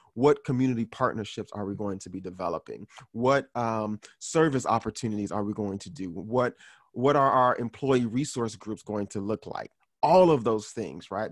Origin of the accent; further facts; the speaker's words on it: Miami, Florida, United States; Haitian American guy who was born and raised in Miami, Florida.